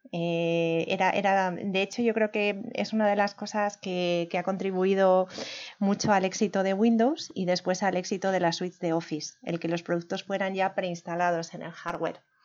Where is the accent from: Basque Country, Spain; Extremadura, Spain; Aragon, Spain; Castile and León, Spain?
Castile and León, Spain; Turégano; moved away as an adult; also born or lived in Segovia / Germany / France / England; now in Madrid, Spain; Soy de Segovia, de Segovia capital, aunque me considero de pueblo porque la mayor parte de mi infancia la pasé en un pueblo que se llama Turégano, que está más o menos en el centro de la provincia